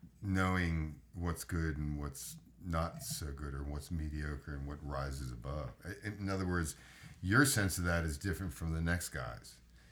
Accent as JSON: {"language": "English", "country": "United States", "said": "I'm American, dude. I lived in Europe, but no, I'm sorry. I've been to Europe."}